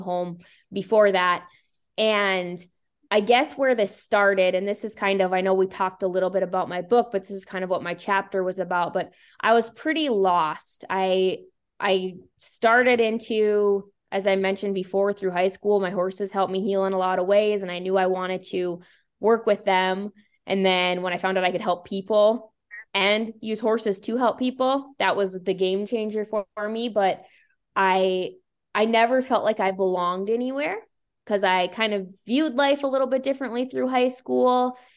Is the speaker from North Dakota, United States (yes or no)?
yes; Bowman, North Dakota, United States; also born or lived in Billings, Montana; I moved back to my hometown in Bowman, North Dakota